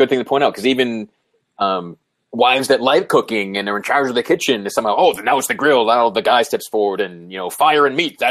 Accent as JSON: {"language": "English", "region": "New England", "country": "United States", "said": "I'm from New England."}